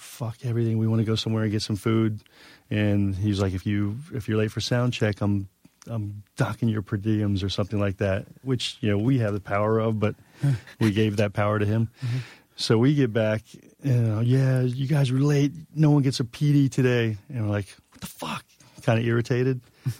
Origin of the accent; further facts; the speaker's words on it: New York, United States; Because it's as a New Yorker, you put like 50 layers up.